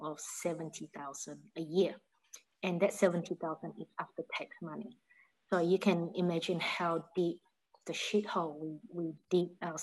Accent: Malaysia; moved away as an adult; now in Australia; I'm originally from Malaysia. So I've been in Australia since 1993

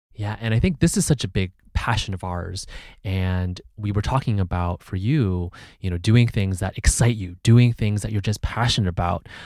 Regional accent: Bay Area, California, United States; was also born in the Bay Area, born and raised in the Bay Area

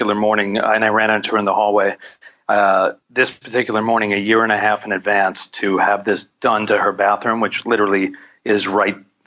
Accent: New York City, New York, United States; also born or lived in Los Angeles; I'm from Manhattan. Yeah, I grew up in Greenwich Village

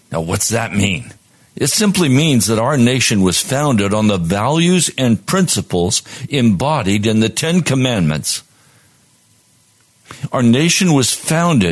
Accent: Western Pennsylvania, United States; moved away as an adult; also born or lived in Colorado / Wyoming / Allentown, Pennsylvania; now in Washington, D.C., United States; As a child, I was raised in Colorado, Wyoming, and Western Pennsylvania. In the first grade, we moved to Pennsylvania, and from then on, I was raised on a farm

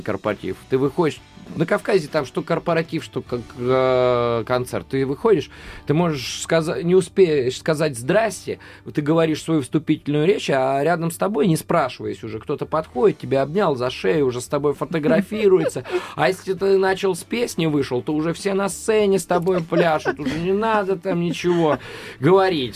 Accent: Voronezh, Voronezh Oblast, Russia; если брать черноземный край, вот я из Воронежа

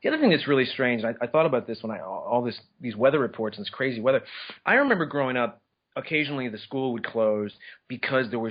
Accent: Minneapolis, Minnesota, United States; moved away; I'm actually from Minneapolis

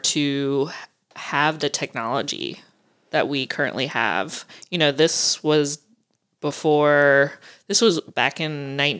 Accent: the South, United States; accent: southern; now in Maine, United States; maybe living in Maine for the last 6 years is calmed my southern accent.

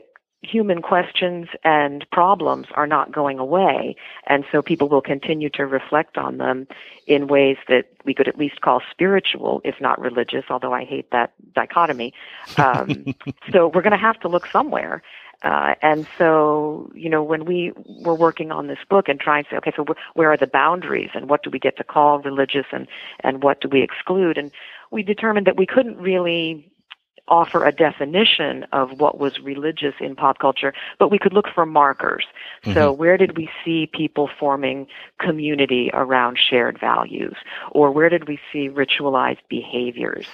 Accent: East Coast, United States; I grew up on the East Coast

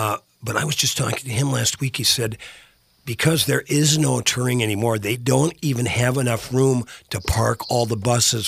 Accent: Virginia, Minnesota, United States; my hometown of Virginia.

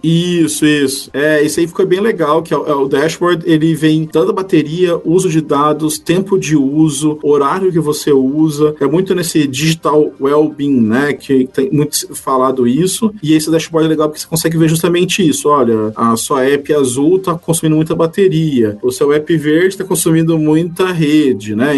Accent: Brazil; moved away; A gente é brasileiro

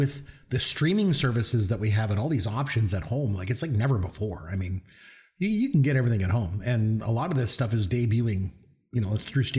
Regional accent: Canada; we're Canadian.

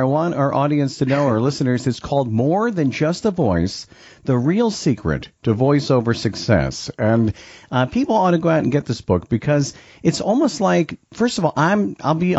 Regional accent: New York, United States; I grew up in New York

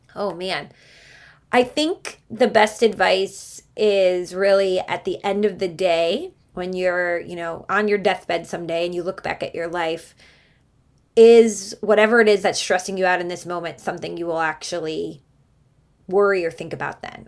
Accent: Cleveland, Ohio, United States; So we had a very, very lively house growing up in Cleveland, Ohio.

